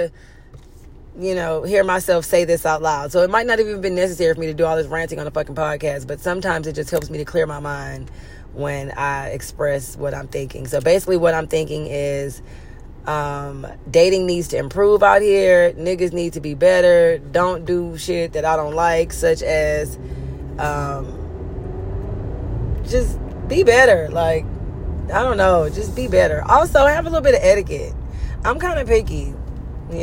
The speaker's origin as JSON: {"language": "English", "town": "Houston", "region": "Texas", "country": "United States", "moved": "yes", "lives_now": "Los Angeles, United States", "said": "I'm from Houston."}